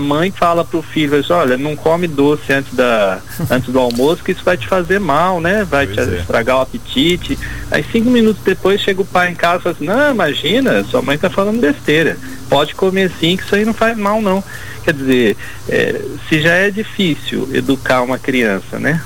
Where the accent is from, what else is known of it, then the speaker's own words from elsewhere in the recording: Brazil; como brasileiro